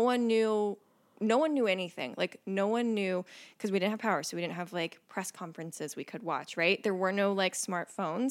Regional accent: Mississippi Gulf Coast, United States; moved away as an adult; also born or lived in Kentucky; now in Cincinnati, United States; I grew up in Mississippi

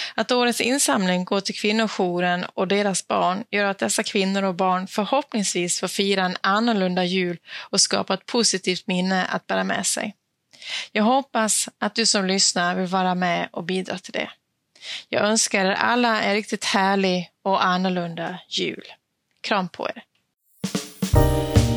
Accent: Dalarna County, Sweden; now in Skåne, Sweden; jag är född och uppvuxen i Dalarna

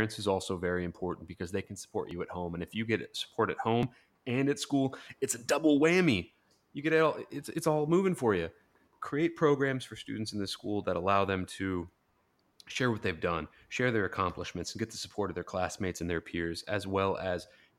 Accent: Ohio, United States; we're both originally from Ohio

